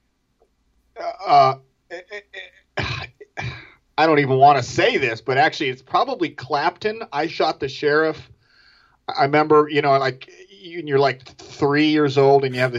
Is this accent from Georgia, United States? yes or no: no; Orange County, New York, United States; moved away as an adult; also born or lived in Rhode Island; I was from Orange County, New York